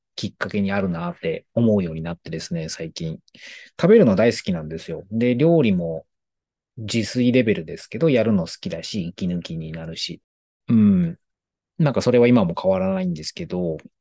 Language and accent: Japanese; Tokyo, Japan; 地元が東京の高円寺